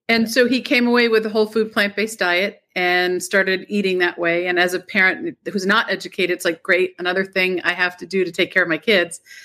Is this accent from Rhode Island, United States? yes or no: yes; Rhode Island, United States; also born or lived in Boston / New York; I've always been in Rhode Island.